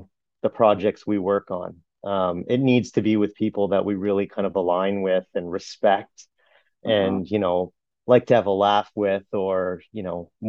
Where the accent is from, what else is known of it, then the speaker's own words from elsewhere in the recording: Brampton, Ontario, Canada; I grew up in Brampton